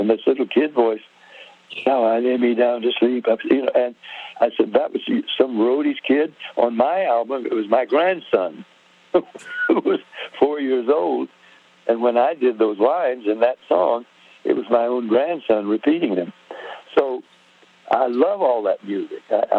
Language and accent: English; Nashville, Tennessee, United States; We were two Tennessee boys. I was from Nashville.